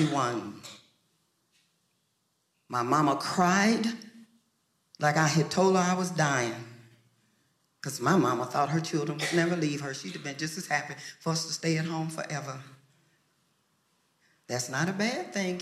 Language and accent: English; Lubbock, Texas, United States; moved away as an adult; also born or lived in Harlem, New York City; I lived in Lubbock